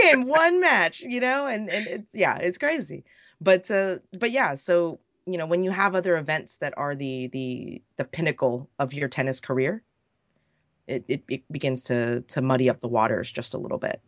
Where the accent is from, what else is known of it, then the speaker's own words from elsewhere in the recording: United States; speaking as an American